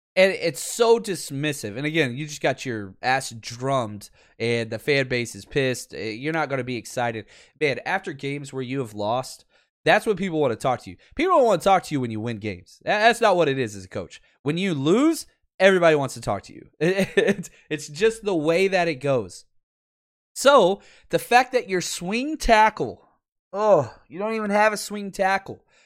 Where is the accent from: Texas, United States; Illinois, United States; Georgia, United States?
Texas, United States; I'm from Texas and I don't speak English properly